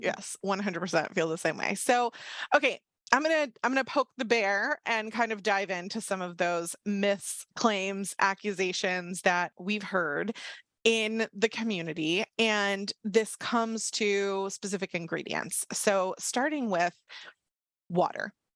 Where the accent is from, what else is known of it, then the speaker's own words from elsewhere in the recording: Washington, District of Columbia, United States; D C, which is obviously my hometown, the suburbs, not the actual city